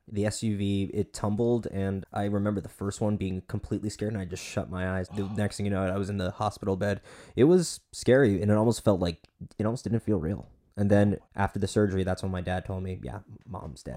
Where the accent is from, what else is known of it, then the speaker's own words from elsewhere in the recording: Boynton Beach, Florida, United States; I'm from Boynton Beach, so you know we're South Florida boys